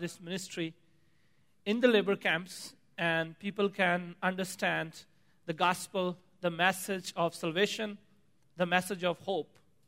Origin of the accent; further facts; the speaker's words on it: Pakistan; moved away; As I grew up in Pakistan, Eastern Pakistan